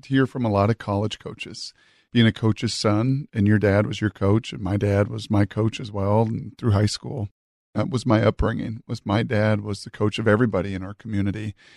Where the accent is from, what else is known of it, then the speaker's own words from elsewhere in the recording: Washington, United States; I grew up in Washington